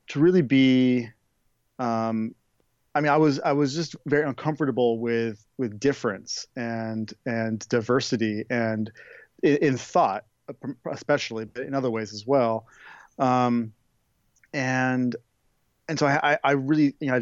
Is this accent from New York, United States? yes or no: no; Oregon, United States; I grew up in the West Coast in Oregon